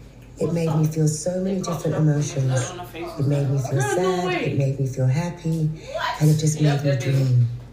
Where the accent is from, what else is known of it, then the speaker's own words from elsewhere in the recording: London, United Kingdom; I remember growing up in London